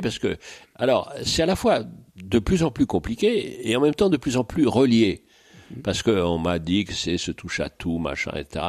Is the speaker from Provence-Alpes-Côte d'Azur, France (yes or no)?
no; Paris, Île-de-France, France; also born or lived in Île-de-Bréhat; je suis né à Paris, petit Parisien